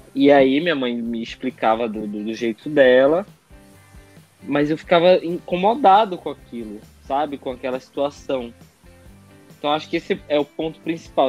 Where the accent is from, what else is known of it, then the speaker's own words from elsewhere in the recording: Amazonas, Brazil; moved away as an adult; also born or lived in São Paulo; eu sou amazonense, eu gosto disso